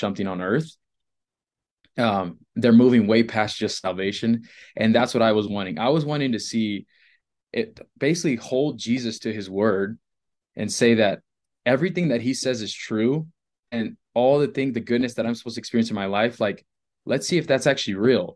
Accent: Rockport, Texas, United States; now in Colorado, United States; Rockport, so it's about three hours from Mexico

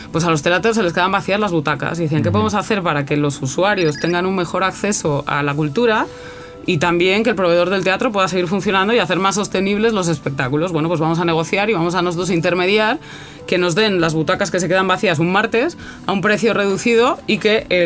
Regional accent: Mexico; moved away as an adult; also born or lived in Santander, Spain; now in Chile; En verdad nací en España, en Santander, pero cuando era pequeñita me llevaron a México por trabajo de mi padre, viví en México 27 años. Después he vuelto a España y después estando en España me acabé aquí en Chile a 14.000 kilómetros, ¿no? pensando

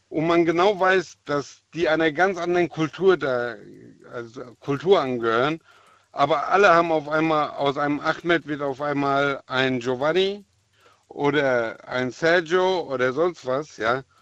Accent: Germany; born there; Meine Eltern wurden hier als Gastarbeiter eingeladen in Deutschland. Ich bin in Deutschland geboren.

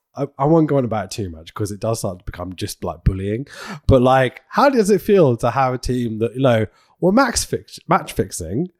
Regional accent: United Kingdom; I'm a Brit

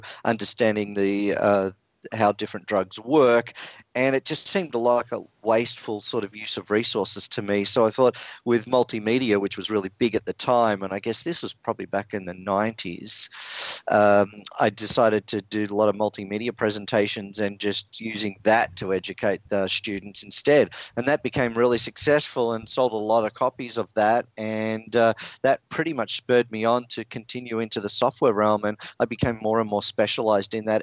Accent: Melbourne, Victoria, Australia; moved away as an adult; also born or lived in San Francisco, United States; now in California, United States; I'm actually a native Australian. So I was born in Melbourne, Australia.

